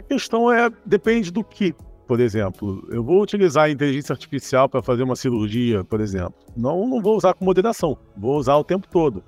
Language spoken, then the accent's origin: Portuguese; Brazil; moved away as an adult; also born or lived in Portugal; eu nasci no Brasil, vivi a maior parte da minha vida no Brasil